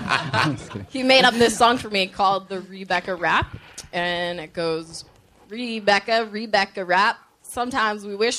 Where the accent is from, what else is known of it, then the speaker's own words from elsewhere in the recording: Boston, Massachusetts, United States; I'm from Boston.